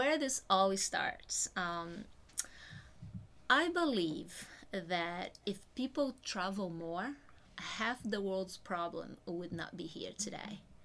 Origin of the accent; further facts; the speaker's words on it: Brazil; moved away; I'm originally from Brazil